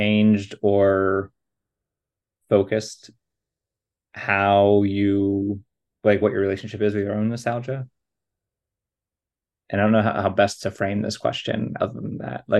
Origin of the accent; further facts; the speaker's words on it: outside Pittsburgh, Pennsylvania, United States; where I grew up in Pennsylvania, where I was out of Pittsburgh